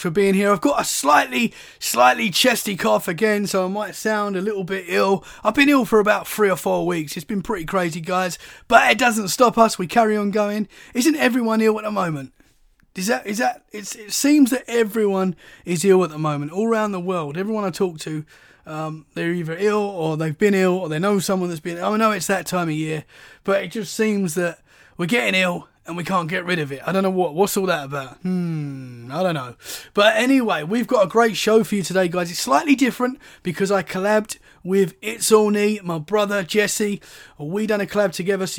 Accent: Essex, East of England, United Kingdom; now in Dorset, United Kingdom; So I'm from Essex, which is right near London, but now I live in Dorset, which is about 2 hours from London. So I'm still a London boy, really

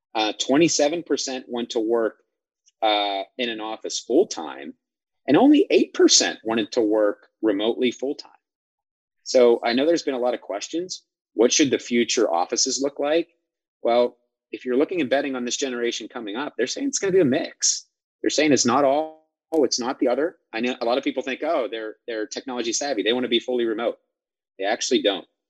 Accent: Midwest, United States; I was from the Midwest, from a rural area.

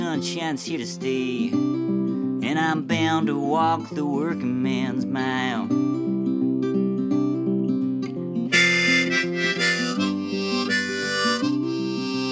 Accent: Utah, United States; also born or lived in Montana / Brazil; I was born in Montana, but my whole family is from Utah, so we moved back to Utah. Mormon heritage all the way back to Joseph Smith times. You know, I come from that stock. So, but great place to grow up. Grew up in the mountains on a farm

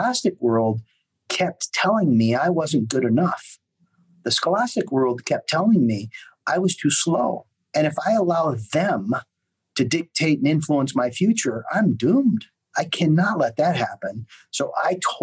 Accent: United States; moved away as an adult; also born or lived in Europe; an American expat living in Europe

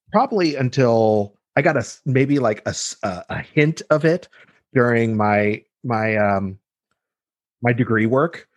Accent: Los Angeles, California, United States; also born or lived in Mexico / Boulder, Colorado; moved i, i, to L A when I was two and basically lived here ever since

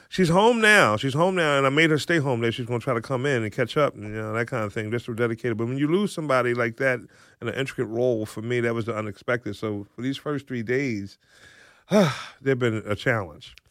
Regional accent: Philadelphia, Pennsylvania, United States; now in Mantua Township, United States; I grew up in West Philadelphia

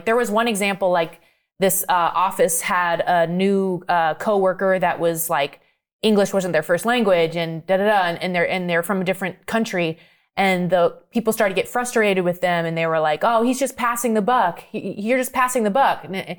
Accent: Maine, United States; I'm from Maine. Yeah.

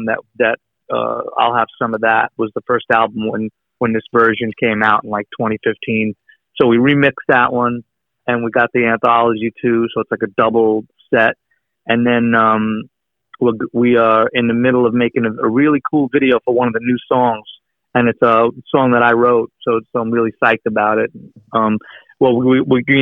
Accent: Long Island, New York, United States; moved away as an adult; I grew up in Long Island

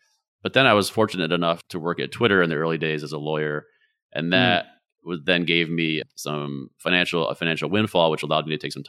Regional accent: New York, United States; also born or lived in Vermont; So I'm originally from upstate New York, and I've lived all over. I've lived in Vermont

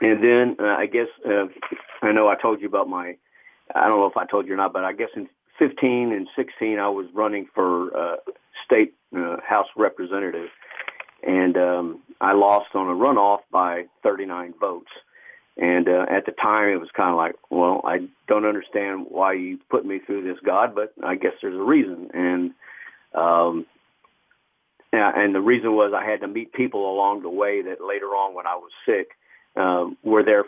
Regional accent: Killeen, Texas, United States; also born or lived in Austin, Texas; my parents met, you know, and then I guess they moved up here because my father was an optician and moved up to Killeen, and when I was 5 months old, so I basically grew up here

